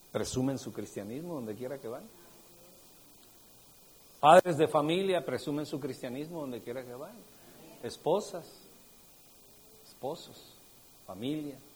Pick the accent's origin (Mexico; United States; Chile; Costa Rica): Mexico; State of Mexico; pues es que la verdad es que yo vengo del Estado de México. No hay ni uno del Estado de México.